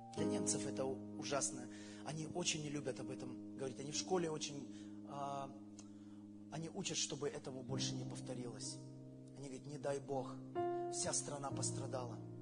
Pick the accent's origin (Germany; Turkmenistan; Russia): Germany; я учился в школе в Германии